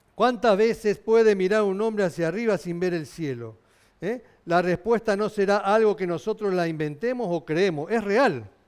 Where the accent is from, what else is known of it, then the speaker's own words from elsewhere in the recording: Argentina; yo somos argentino